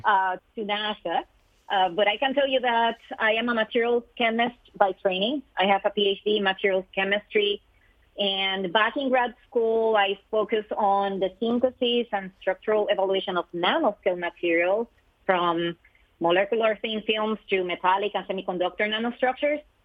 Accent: Puerto Rico; moved away; I am originally from Puerto Rico, so growing up in that beautiful island

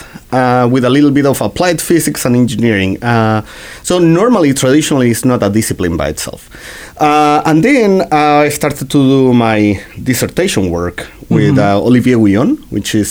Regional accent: Chile; moved away as an adult; now in United States; I was born in Chile.

